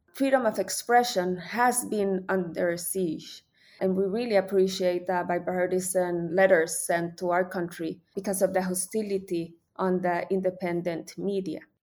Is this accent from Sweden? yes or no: no; El Salvador; my country.